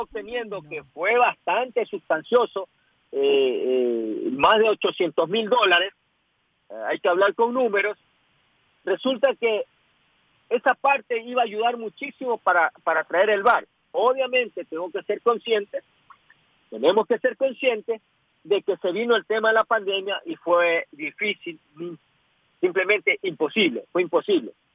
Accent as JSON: {"language": "Spanish", "country": "Ecuador", "said": "Yo como ecuatoriano"}